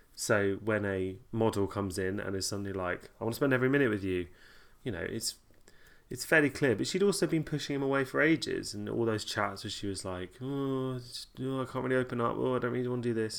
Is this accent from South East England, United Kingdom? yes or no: yes; Kent Sussex border, South East England, United Kingdom; I grew up on the Kent Sussex border